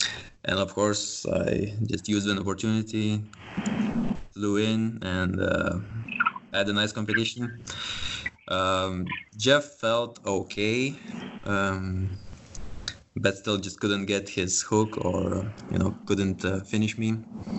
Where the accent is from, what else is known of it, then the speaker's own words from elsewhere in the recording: Lithuania; now in Denmark; I'm originally from Lithuania, now living in Denmark. I guess I will just represent Eastern Europe